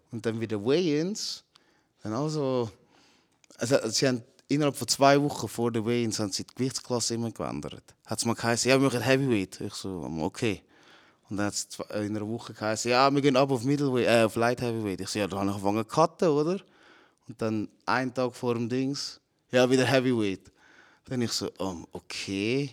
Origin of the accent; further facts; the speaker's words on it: Zurich, Switzerland; also born or lived in Philippines / Altstetten; ich bin auf den Philippinen geboren, aber mit sechs Monaten äh, bin ich mit der Mutter da gekommen und mein Vater war halt schon da am Arbeiten. Gewesen. Und da aufgewachsen in Zürich. Friesenberg.